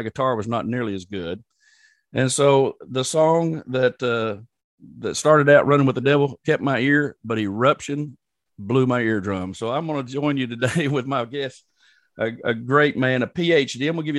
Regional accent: Oklahoma, United States; accent: Southern; aren't you from Oklahoma? Like that. And I said, yes, ma'am.

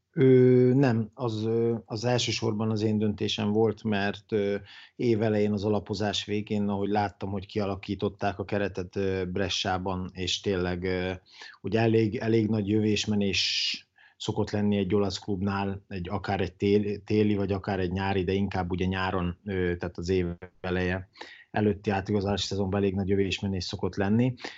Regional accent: Dabas, Pest, Hungary; also born or lived in Italy; én ugye vidéki vagyok, dabasi vagyok, és ilyenkor dabason töltöm

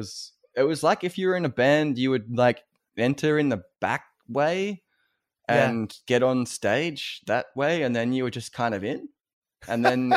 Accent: Victoria, Australia; also born or lived in Wangaratta / Anglesea; So I grew up outside of Melbourne. I grew up I moved around several places. I lived in, if there are any Australian listeners, I lived in Wangaratta, which is like a country town.

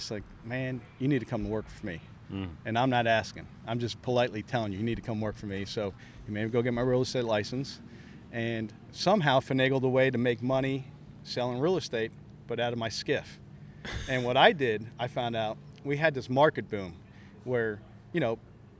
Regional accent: Palm Coast, Florida, United States; Growing up in Little Palm Coast, known as the old retirement community

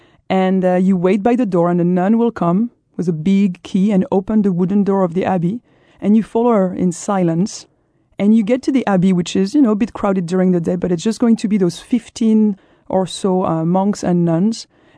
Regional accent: Brittany, France; I'm from Brittany, but we leave it to the Norman.

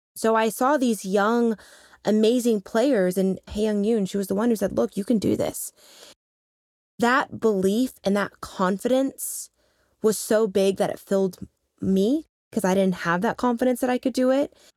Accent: Lincoln, Nebraska, United States; moved away; also born or lived in New York City; growing up in Lincoln, Nebraska

